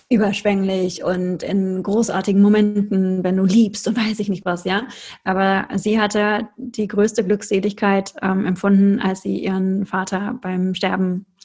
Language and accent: German; North Rhine-Westphalia, Germany; ich komme aus dem Ruhrpott, ich möchte mal Ananda Shakti sagen.